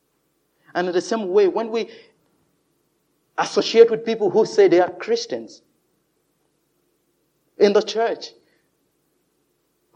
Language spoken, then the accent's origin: English; Nigeria; moved away; in my home country, Nigeria